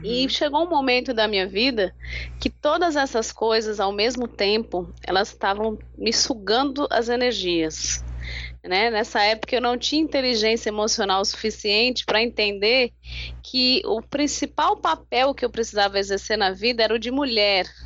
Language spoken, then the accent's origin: Portuguese; São Paulo, Brazil; moved away as an adult; now in Natal, Brazil; eu sou de São Paulo, uhum. moro em Natal há 20, 20, acho que 23 anos